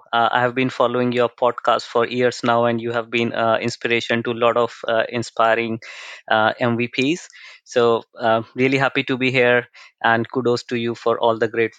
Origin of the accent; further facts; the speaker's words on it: Agra, Uttar Pradesh, India; moved away as an adult; now in Melbourne, Australia; I was born and brought up in India, in the northern state of Uttar Pradesh, and I belong to city of Taj Mahal, Agra.